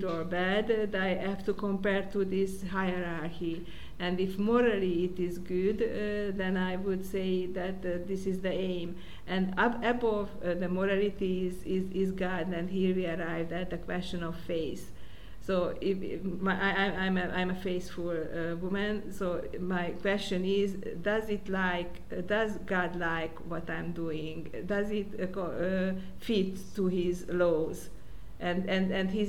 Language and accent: English; Budapest, Hungary; I was born in Budapest